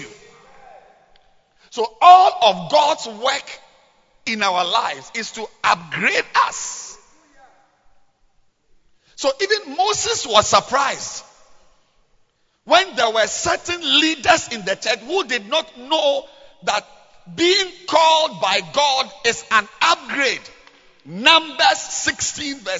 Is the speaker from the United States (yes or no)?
no; Ghana; we are all Ghanaians